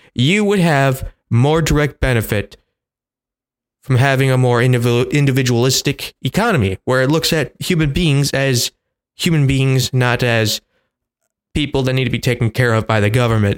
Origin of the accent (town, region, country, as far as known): United States